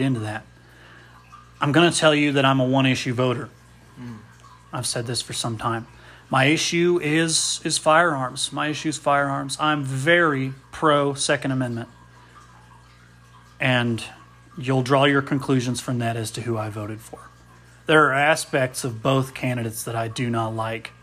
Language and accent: English; a small Midwestern town, United States; Andy and I grew up in a small Midwestern town